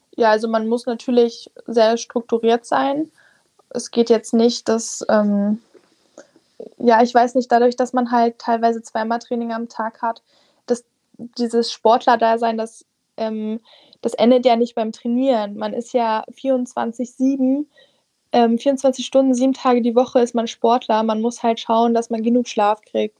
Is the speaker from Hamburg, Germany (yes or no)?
no; Saxony-Anhalt, Germany; now in Halle, Germany; ich komme aus Sachsen-Anhalt, ich wohne in der Nähe von Aschersleben, also da wohnt meine Mutti